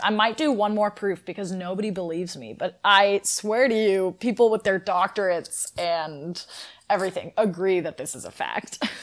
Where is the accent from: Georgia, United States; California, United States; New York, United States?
California, United States; Northern; I am from Northern California